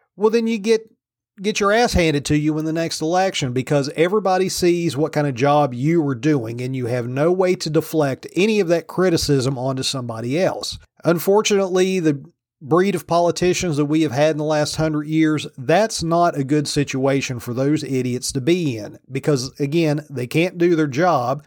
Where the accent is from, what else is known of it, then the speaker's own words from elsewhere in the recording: Virginia, United States; moved away; my home state of Virginia